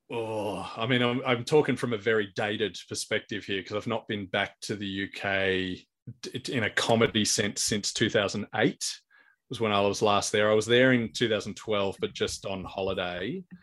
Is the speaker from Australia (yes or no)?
yes; Australia; here in Australia